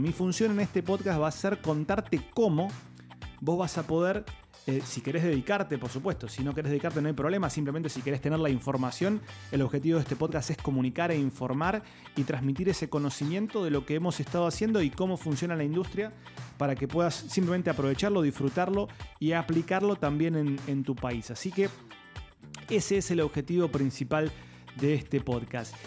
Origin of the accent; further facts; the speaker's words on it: Argentina; yo soy argentino, cuando yo era chico